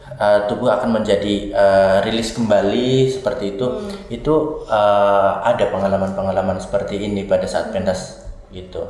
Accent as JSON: {"language": "Indonesian", "town": "Banyumas", "region": "Central Java", "country": "Indonesia", "tie": "born or raised there", "said": "saya mulai belajar tari tradisi sejak waktu saya SMA, hmm. SMK Sendang Mas Banyumas di Banyumas"}